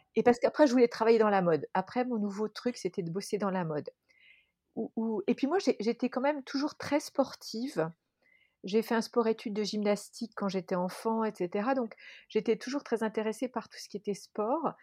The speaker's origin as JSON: {"language": "French", "town": "Dijon", "region": "Bourgogne-Franche-Comté", "country": "France", "tie": "born or raised there", "moved": "as an adult", "said": "J'ai grandi à Dijon"}